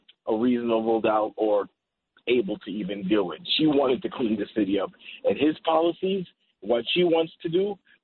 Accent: New York City, New York, United States; now in Elmont, United States; We grew up in Queens

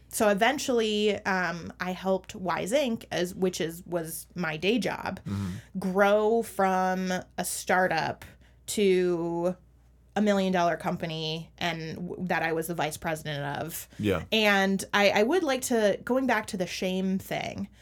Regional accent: Minneapolis–Saint Paul, Minnesota, United States; my hometown, um, which is the Twin Cities

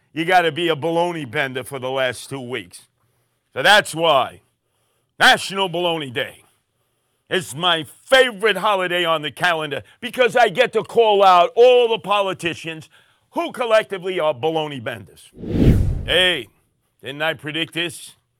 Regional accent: New York City, New York, United States; in my neighborhood growing up in Canarsie

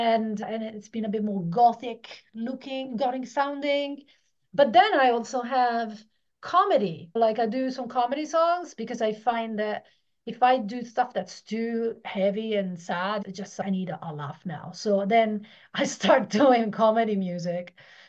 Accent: Italy; moved away as an adult; Yeah, so I'm Italian. So until I was 18, I lived in Italy.

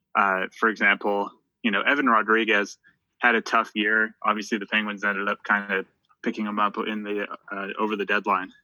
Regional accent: Halifax, Nova Scotia, Canada; home right now uh, in uh, Halifax, Nova Scotia, which is my hometown

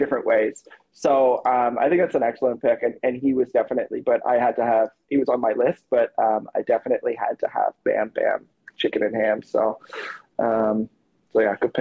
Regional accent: Toronto, Ontario, Canada; my hometown of Toronto

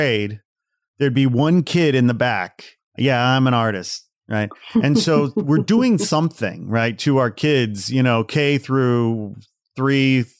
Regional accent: outside Chicago, Illinois, United States; I grew up outside Chicago

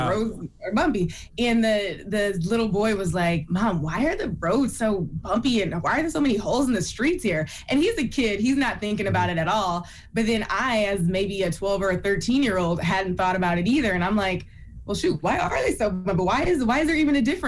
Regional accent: Toledo, Ohio, United States; because I'm from Toledo, Ohio. So it was quite the journey to get to the coast.

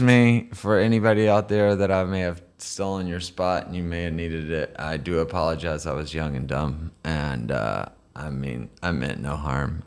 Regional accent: United States; I'm the American

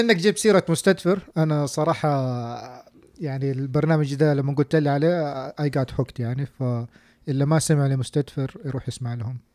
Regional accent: Saudi Arabia; now in United States; عندنا في السعودية

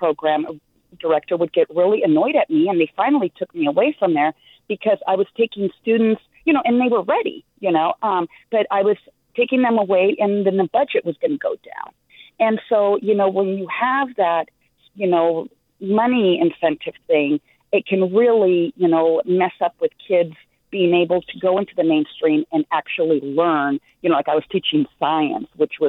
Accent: California, United States; also born or lived in Los Angeles / Sacramento; I was born here in California, but my parents came from northern Mexico, and, you know, they were older parents in their 40s.

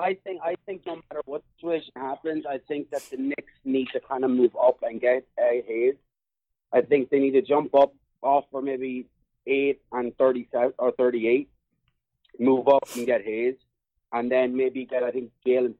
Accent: Ireland; now in Yonkers, United States; I'm from Ireland, but I live in Yonkers.

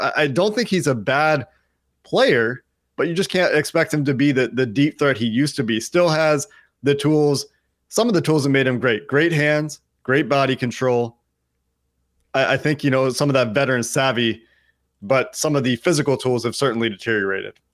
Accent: Chicago, Illinois, United States; I was born in Chicago

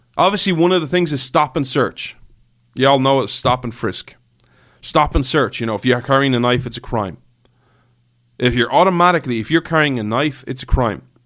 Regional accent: Ireland; I'm an Irish guy

